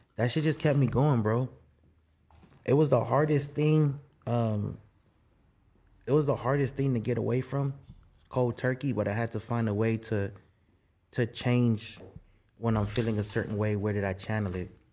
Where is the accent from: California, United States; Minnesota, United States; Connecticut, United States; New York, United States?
California, United States; South Gate; also born or lived in Guatemala / Skid Row, Los Angeles; Nah, we didn't live in Southgate. We're from Southgate